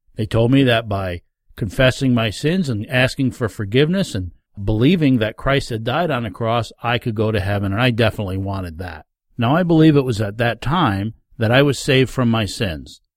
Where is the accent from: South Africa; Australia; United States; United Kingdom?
United States; Rondout Valley, New York; As a young man growing up in the Rondout Valley area of New York State